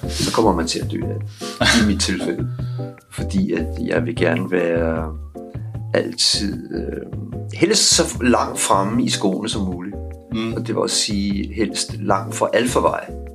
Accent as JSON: {"language": "Danish", "region": "Capital Region of Denmark", "country": "Denmark", "also_born_or_lived": "Vesterbro, Copenhagen", "moved": "yes", "lives_now": "Copenhagen, Denmark", "said": "jeg er fra forstederne"}